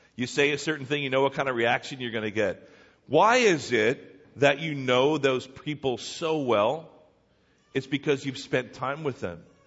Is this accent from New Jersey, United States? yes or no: yes; New Jersey, United States; I was born here in New Jersey